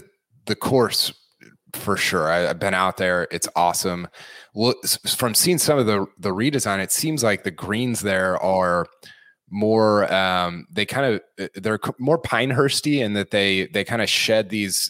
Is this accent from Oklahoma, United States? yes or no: yes; Oklahoma, United States; I'm originally from Oklahoma and now live 4 or 5 hours away from Tulsa.